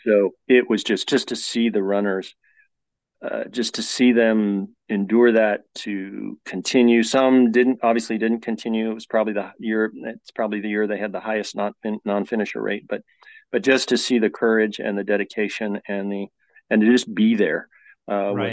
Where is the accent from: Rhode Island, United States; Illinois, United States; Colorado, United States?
Colorado, United States; moved away; I was born and raised in Colorado